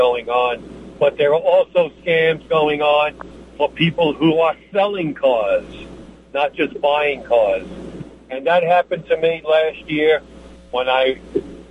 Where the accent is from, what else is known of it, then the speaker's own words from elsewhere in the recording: New York, United States; being the New Yorker that I am